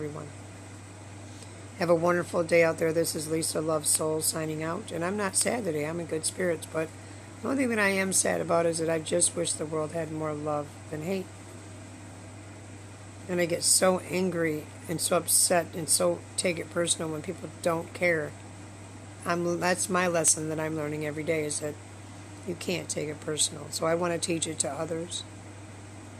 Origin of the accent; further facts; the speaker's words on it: Michigan, United States; I was in Michigan.